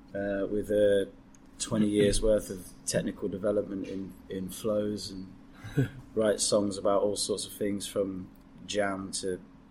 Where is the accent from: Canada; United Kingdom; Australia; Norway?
United Kingdom; Leicester, East Midlands; I'm from Leicester